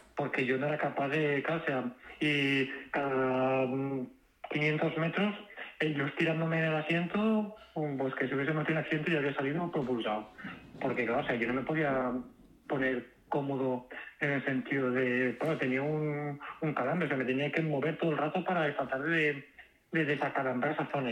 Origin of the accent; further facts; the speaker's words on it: Valencia, Valencian Community, Spain; Yo soy de Valencia